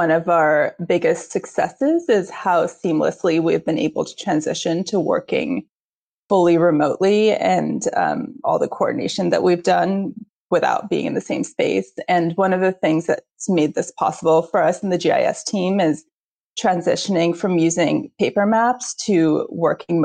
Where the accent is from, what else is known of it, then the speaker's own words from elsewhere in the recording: India; moved away; as an Indian and an immigrant